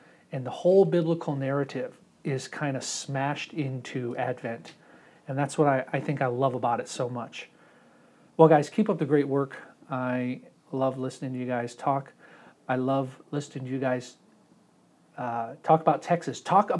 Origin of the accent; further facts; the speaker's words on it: Germany; See, I grew up in Germany mostly for most of my childhood, and my mother is German.